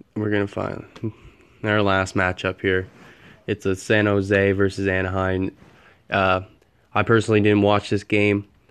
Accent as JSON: {"language": "English", "country": "Canada", "said": "as a Canadian"}